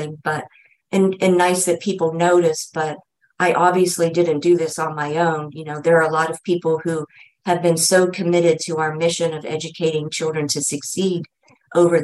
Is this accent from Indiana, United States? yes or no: no; Erie, Pennsylvania, United States; moved away; I had been away from Erie for 35 years. So being able to come back to my hometown